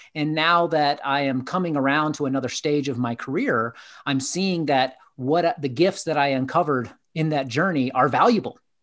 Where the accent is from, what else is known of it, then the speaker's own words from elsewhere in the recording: Atlanta, Georgia, United States; I grew up in Southeast, uh, United States in Atlanta, Georgia